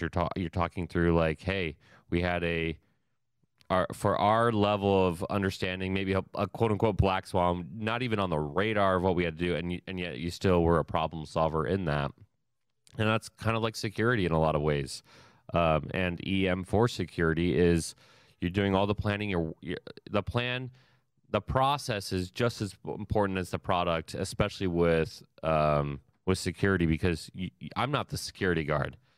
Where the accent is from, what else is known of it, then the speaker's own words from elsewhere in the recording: Ohio, United States; I'm from Ohio